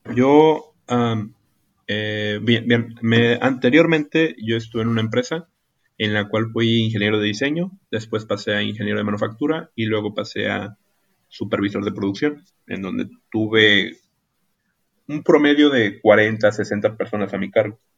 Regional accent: Ciudad Acuña, Coahuila, Mexico; soy de Ciudad Acuña, en el estado de Coahuila, en el país de México.

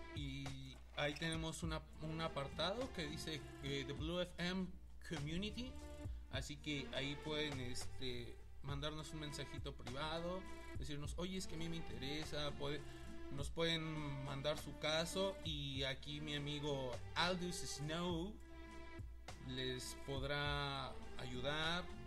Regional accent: Mexico; hermanos mexicanos que somos

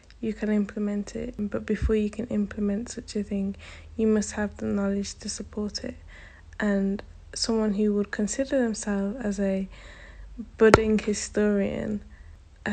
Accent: United Kingdom; I identify as a British Caribbean because I am part of the Caribbean diaspora.

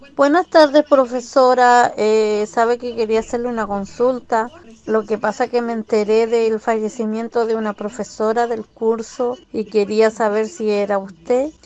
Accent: Chihuahua, Mexico; now in Oklahoma, United States; somos de Chihuahua

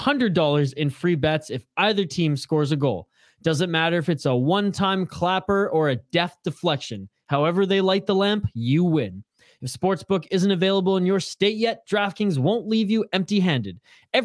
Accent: Vancouver Island, British Columbia, Canada; I'm from Vancouver Island

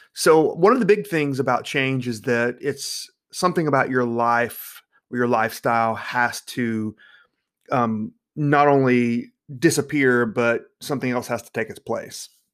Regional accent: North Carolina, United States; I'm from North Carolina

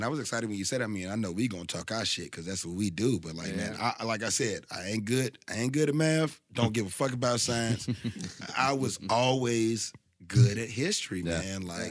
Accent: Southampton County, Virginia, United States; I'm from Virginia, so I'm from the top of the South.

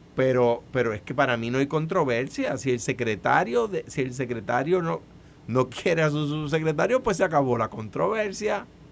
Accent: Puerto Rico; accent: jíbaro (Puerto Rican); yo hablo jibarao

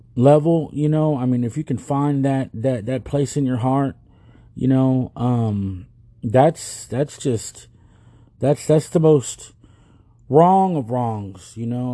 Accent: United States; We're already Americans. We're Americans already. If we were born here, we're American.

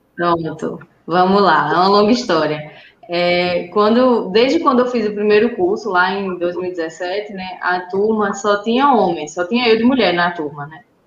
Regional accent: Sousa, Paraíba, Brazil; moved away as an adult; now in Campina Grande, Brazil; a gente é de Souza, que é uma cidade mais no interior

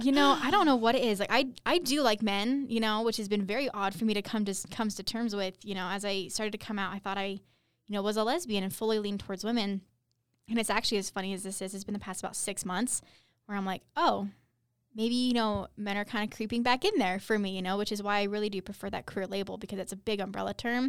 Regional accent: Utah, United States; I'm from Utah

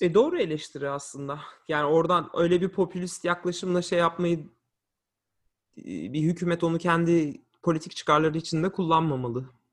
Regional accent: Turkey; also born or lived in Lansing, Michigan / St. Joseph, Michigan; now in Washington, D.C., United States; biz öyle büyüdük, öyle yetiştik. Orada büyüdük.

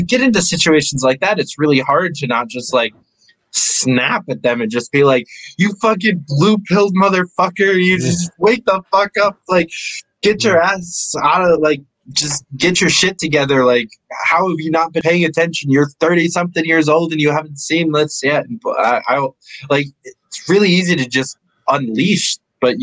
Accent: New York, United States; I'm from New York

